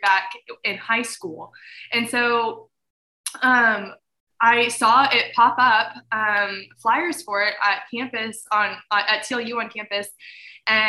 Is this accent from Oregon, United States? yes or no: no; Fredericksburg, Texas, United States; the church that I grew up in Fredericksburg